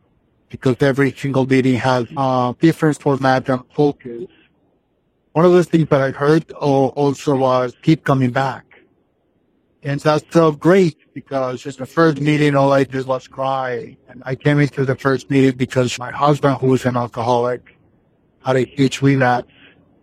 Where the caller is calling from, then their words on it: Los Angeles, California, United States; I'm calling you from California. I live in Los Angeles.